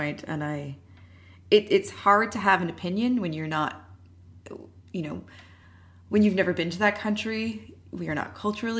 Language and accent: English; Canada; Obviously, we are Canadian